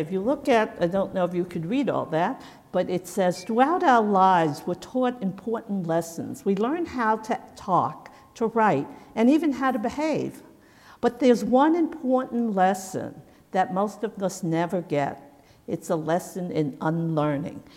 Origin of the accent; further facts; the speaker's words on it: United States; as an American